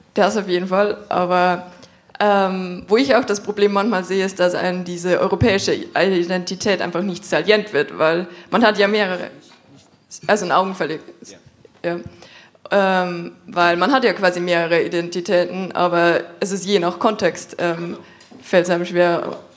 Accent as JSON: {"language": "German", "region": "Lower Bavaria", "country": "Germany", "tie": "born or raised there", "moved": "yes", "lives_now": "Munich, Germany", "said": "Als gebürtige Niederbayerin aus der Hochburg der CSU"}